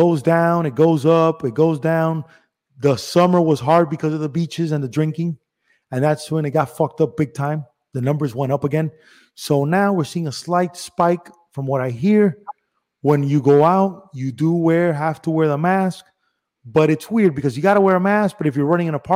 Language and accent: English; Miami, Florida, United States; also born or lived in Cuba / Spain / Los Angeles / Las Vegas; I was born in Cuba. Mm-hmm. I was a year or so in Spain. Then I moved here to Miami